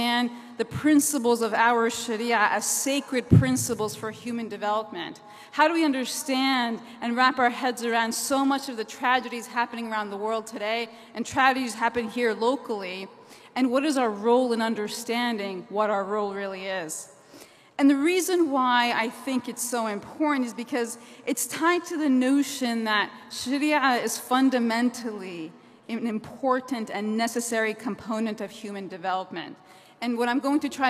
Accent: New Jersey, United States; I'm from New Jersey, the Garden State

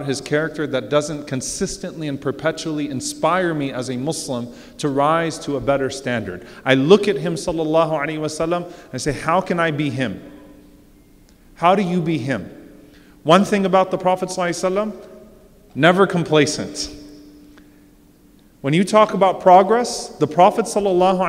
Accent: New Orleans, Louisiana, United States; now in Texas, United States; I'm from New Orleans. I live in Texas. I'm a Palestinian.

